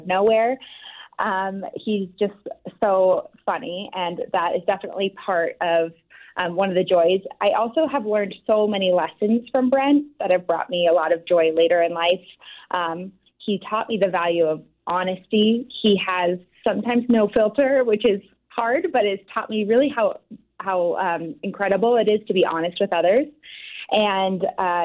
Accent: Louisville, Colorado, United States; also born or lived in Denver, Colorado; I grew up in a small town outside of Boulder, Colorado called Louisville, and went to high school in Denver, Colorado.

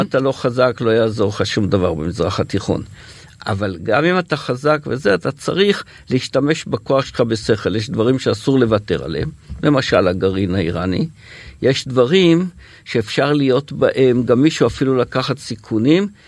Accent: HaYogev, Northern District, Israel; אני גדלתי במושב היוגב

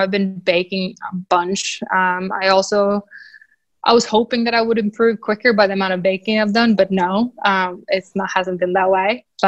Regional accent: Sweden; moved away; I'm from Sweden. So I love going home.

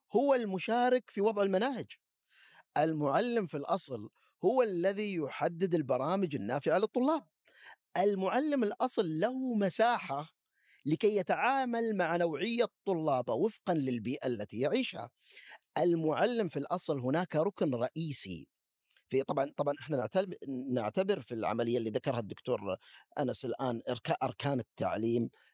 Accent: United Arab Emirates; born or raised there; moved away

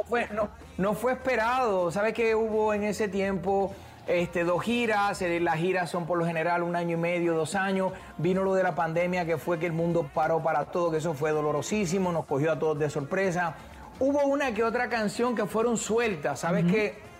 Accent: Puerto Rico; soy de Puerto Rico

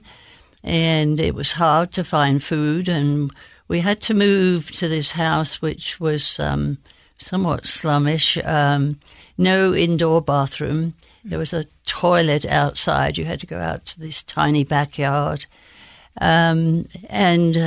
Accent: Bromley, London, United Kingdom; accent: Queen's English; now in United States; I was born in Bromley in the county of Kent

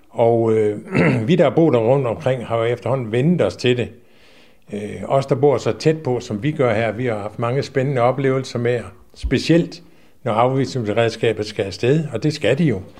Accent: Aarhus, Central Denmark Region, Denmark; vi kommer op fra Aarhus af begge to, okay.

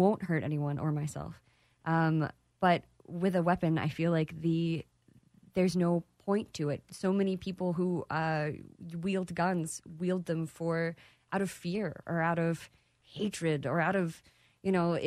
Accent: Texas, United States; I am a Texan, native Texan

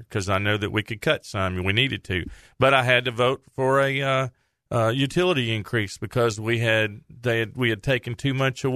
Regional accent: Saline County, Arkansas, United States; I grew up in Saline County, graduated from Bryant

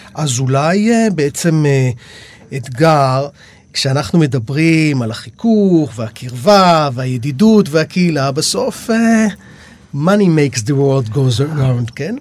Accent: Rishon LeZion, Central District, Israel; אני מראשון

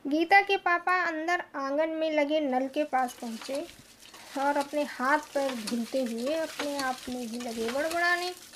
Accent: Karwi, Uttar Pradesh, India; उत्तर प्रदेश के करबी जिला चित्रकूट की रहने वाली हूँ

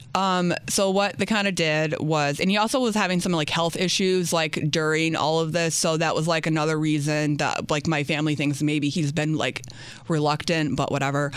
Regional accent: upstate New York, United States; also born or lived in New Orleans, Louisiana; was adopted out and was raised in upstate New York in a really small town that no one's ever heard

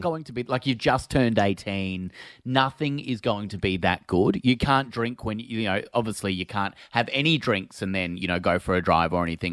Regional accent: Phillip Island, Victoria, Australia; I'm from Phillip Island and it's quite a small place

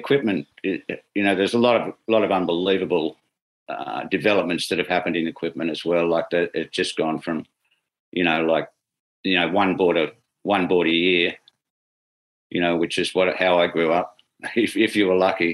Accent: Sydney, New South Wales, Australia; I grew up in Sydney, and my roots were here

